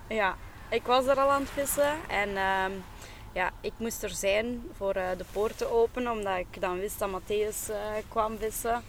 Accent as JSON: {"language": "Dutch", "town": "Aalst", "region": "Flanders", "country": "Belgium", "said": "ik ben oorspronkelijk van Aalst."}